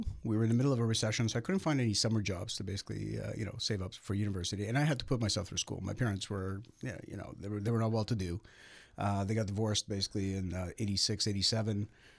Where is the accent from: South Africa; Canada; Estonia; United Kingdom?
Canada; Toronto, Ontario; I grew up in the Russian area of North Toronto near Bathurst and Steeles area.